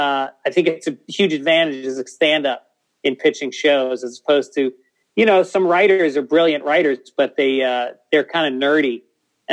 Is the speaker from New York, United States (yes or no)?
yes; New York City, New York, United States